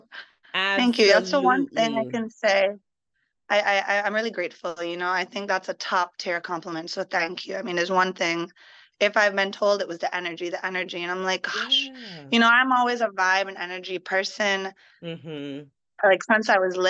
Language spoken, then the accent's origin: English; U.S. Virgin Islands; No, so actually it is the Virgin Islands. This is my home.